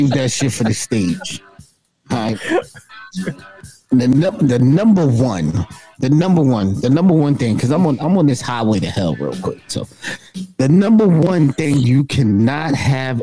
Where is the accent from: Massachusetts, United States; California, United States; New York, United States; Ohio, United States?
New York, United States; I'm from New York